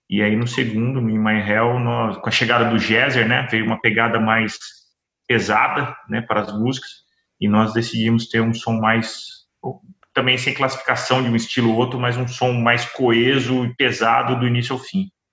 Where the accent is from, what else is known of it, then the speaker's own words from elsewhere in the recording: São José dos Campos, São Paulo, Brazil; nós somos de São José dos Campos, né? Uma hora de São Paulo